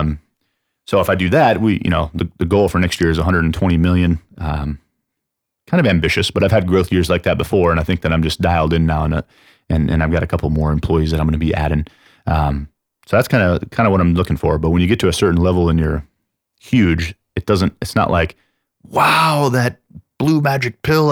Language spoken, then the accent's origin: English; San Antonio, Texas, United States; I'm from San Antonio